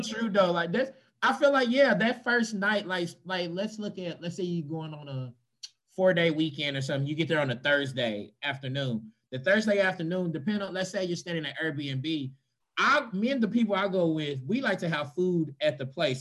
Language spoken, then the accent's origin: English; Louisville, Kentucky, United States; I'm from Louisville